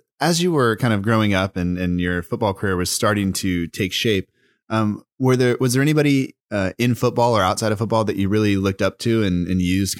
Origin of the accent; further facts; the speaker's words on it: United States; I'm growing up in America